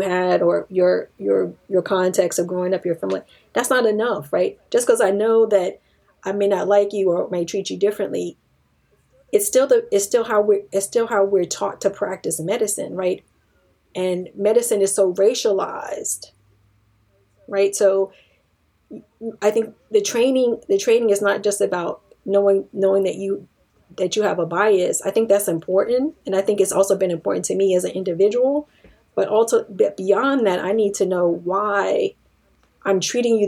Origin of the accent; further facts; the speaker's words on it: Washington, District of Columbia, United States; I grew up in Washington, D.C.